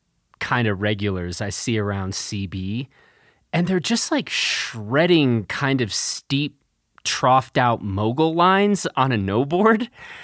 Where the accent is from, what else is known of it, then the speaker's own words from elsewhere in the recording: Chicago, Illinois, United States; I grew up in Chicago.